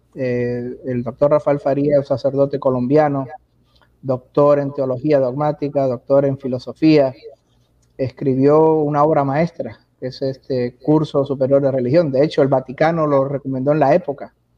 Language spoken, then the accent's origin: Spanish; Puerto Rico; moved away; also born or lived in Miami / Germany / Texas; nací, me crié en Puerto Rico muchos años, entre Puerto Rico y Miami